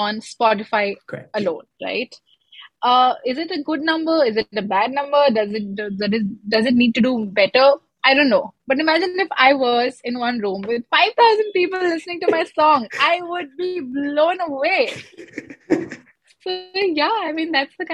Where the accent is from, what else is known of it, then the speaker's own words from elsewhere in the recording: Lucknow, Uttar Pradesh, India; moved away as an adult; I am originally from Lucknow